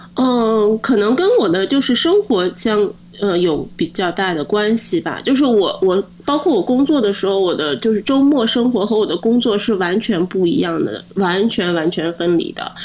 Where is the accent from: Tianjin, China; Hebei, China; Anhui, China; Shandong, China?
Shandong, China; Linyi; moved away as an adult; now in Halifax, Canada; 我是山东人，山东临沂